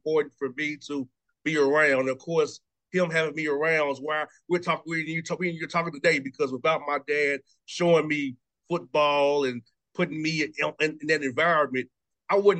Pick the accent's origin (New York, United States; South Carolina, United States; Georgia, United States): Georgia, United States; Atlanta; growing up in Atlanta